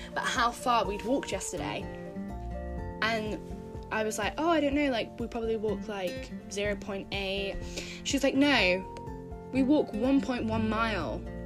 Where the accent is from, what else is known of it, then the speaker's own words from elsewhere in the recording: United Kingdom; I'm from Britain. I don't know if you can tell from my voice